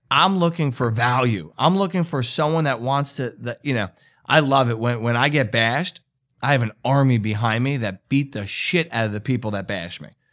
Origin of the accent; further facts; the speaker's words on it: New York, United States; I'm from New York, and it's kinda the way we talk